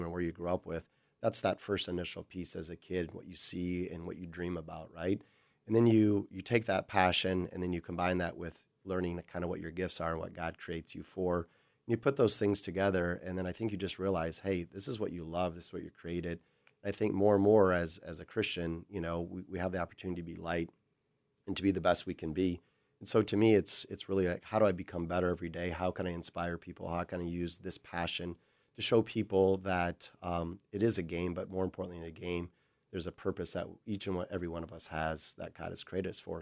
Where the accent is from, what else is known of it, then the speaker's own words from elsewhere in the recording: Brazil; moved away as an adult; now in Minnesota, United States; growing up in Brazil